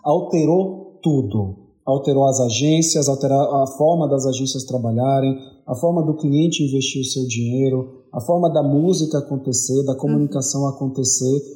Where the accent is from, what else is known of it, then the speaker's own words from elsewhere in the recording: Bahia, Brazil; como um bom baiano